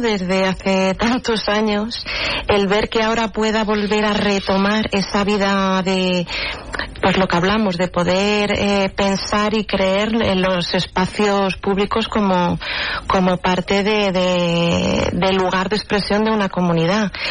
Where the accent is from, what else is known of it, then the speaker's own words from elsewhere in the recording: Madrid, Community of Madrid, Spain; soy de Carabanchel